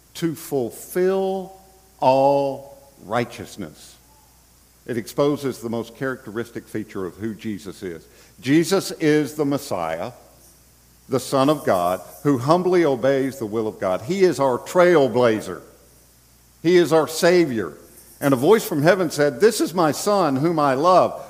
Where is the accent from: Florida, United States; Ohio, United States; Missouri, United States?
Florida, United States; Bradenton; here in Bradenton, Florida, my hometown